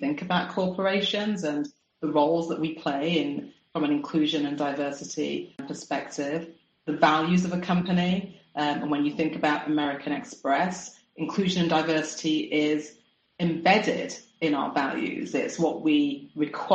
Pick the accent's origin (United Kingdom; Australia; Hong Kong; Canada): United Kingdom; moved away as an adult; also born or lived in Singapore; I'm a Brit. I'd spent my whole life living in the UK